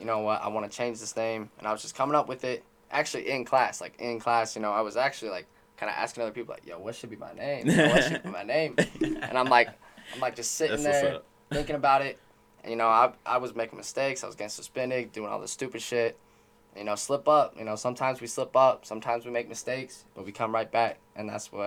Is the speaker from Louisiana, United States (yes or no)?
yes; West Monroe, Louisiana, United States; now in Utah, United States; I'm originally from West Monroe, Louisiana